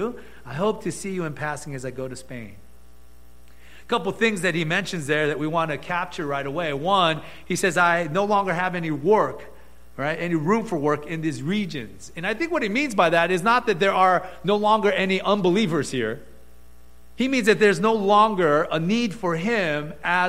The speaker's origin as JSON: {"language": "English", "town": "Gardena", "region": "California", "country": "United States", "tie": "born or raised there", "said": "we grew up with in Gardena"}